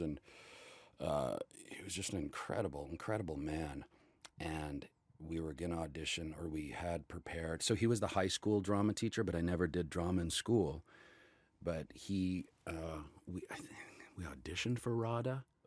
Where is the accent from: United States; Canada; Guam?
Canada; Calgary, Alberta; did local theater in Calgary, in my hometown.